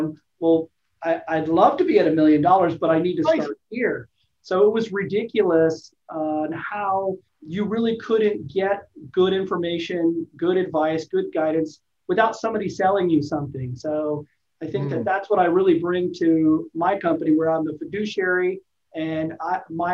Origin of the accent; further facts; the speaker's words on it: Los Angeles, California, United States; also born or lived in Alaska; now in San Diego, United States; I was born in Alaska, raised in Los Angeles, and then moved to San Diego